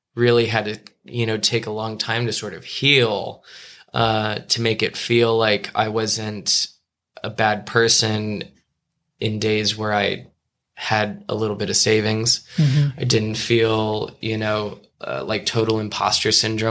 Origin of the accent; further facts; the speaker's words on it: Los Angeles, California, United States; also born or lived in New York; growing up in Los Angeles, you know, going to Beverly Hills High School